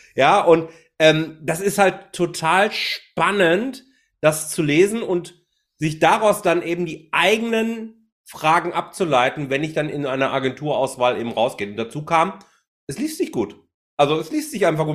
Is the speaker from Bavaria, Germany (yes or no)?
no; Bochum, North Rhine-Westphalia, Germany; now in Haltern, Germany; mittlerweile wohne ich in Haltern, aber ich bin gebürtiger Bochumer